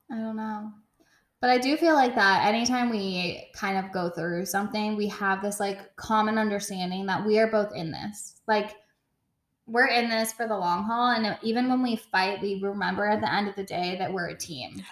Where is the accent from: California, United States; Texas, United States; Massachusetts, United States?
California, United States; now in Brooklyn, United States; I'm from California